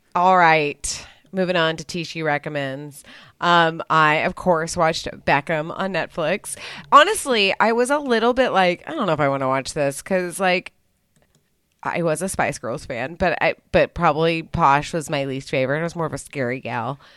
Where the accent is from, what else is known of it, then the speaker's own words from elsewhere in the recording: United States; I'm an American